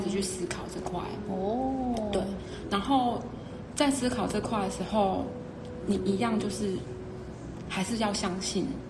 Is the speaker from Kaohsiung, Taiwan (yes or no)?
yes; Kaohsiung, Taiwan; moved away as an adult; now in Hsinchu, Taiwan; 我是高雄人，后来到新竹